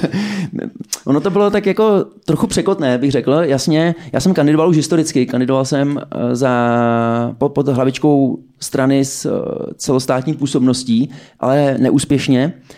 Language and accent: Czech; Czechia; My jako Češi